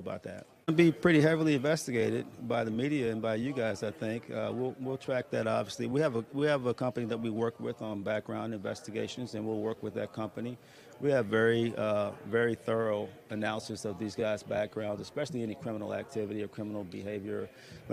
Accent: Tallahassee, Florida, United States; I'm from Tallahassee, Florida

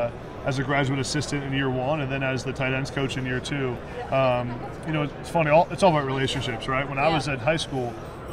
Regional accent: Pennsylvania, United States; he came to Penn State, the offense felt like a great fit, and it was my hometown school

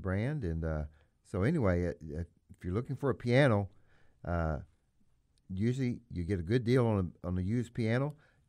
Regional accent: Missouri, United States; I am from the Boot Heel of Missouri, you are as well

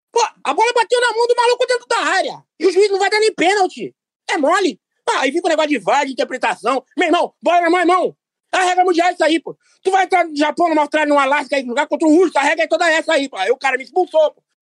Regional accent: São Paulo, Brazil; eu sou de Itaquera, não sou Capixaba não

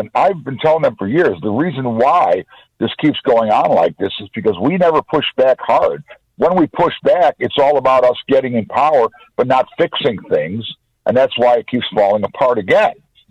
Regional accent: Mokena, Illinois, United States; I'm from Mokena

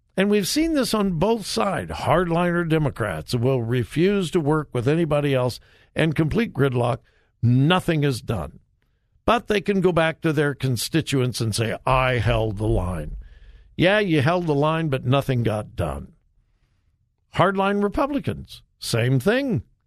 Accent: Compton, California, United States; I grew up in Southern California. Many of you know that. And, uh, I, I spent my high school years in Compton

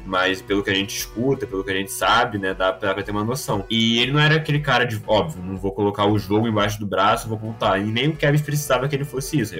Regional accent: Rio de Janeiro, Brazil; eu sou do Rio de Janeiro

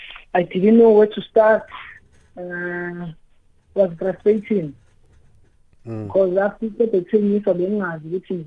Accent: South Africa; I'm from Takane.

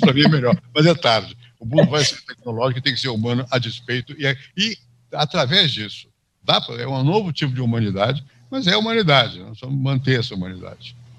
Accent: São Paulo, Brazil; also born or lived in Rio de Janeiro, Brazil / France / United States; eu nasci no Rio, vim para São Paulo para bastante criança

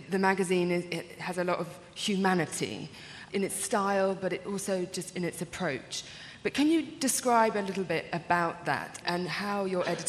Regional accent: South Carolina, United States; my husband decided to become a Presbyterian minister, and we moved back to my home state, South Carolina, in Charleston.

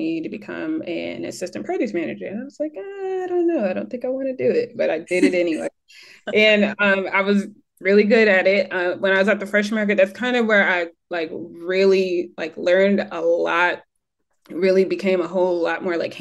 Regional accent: Michigan, United States; accent: American; moved away as an adult; also born or lived in North Carolina; now in Bermuda; I'm from Michigan

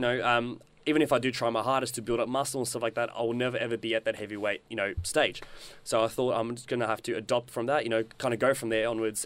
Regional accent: South Africa; now in Australia; I grew up in South Africa

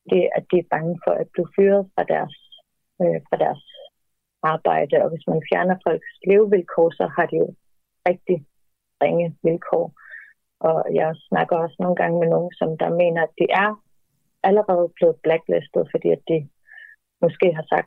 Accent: Greenland; der er rigtig mange grønlændere, som det går rundt med en følelse af, at vores eget land er ikke til for os.

